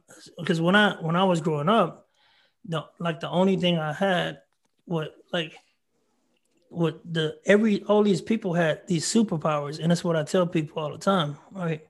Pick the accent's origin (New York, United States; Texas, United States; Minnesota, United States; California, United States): Texas, United States; Marlin; I'm from a small town called Marlin, Texas, 3,000 people